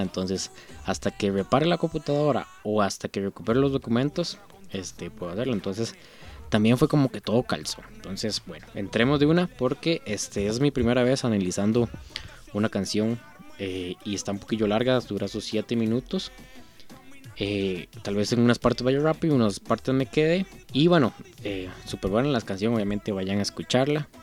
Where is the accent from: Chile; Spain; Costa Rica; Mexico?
Costa Rica; yo soy tico, yo soy de Costa Rica